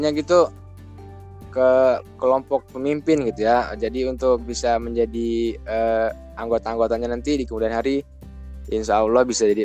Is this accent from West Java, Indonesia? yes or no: no; Lampung, Indonesia; aku sendiri orang Lampung gitu jadi e, karena ITERA ini institut pertama negeri di Sumatera juga e, jadi aku milih yang deket aja gitu dari daerah aku